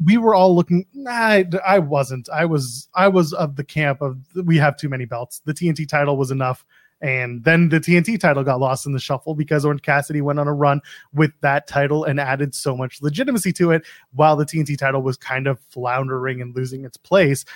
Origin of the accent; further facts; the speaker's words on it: Canada; I'm a Canadian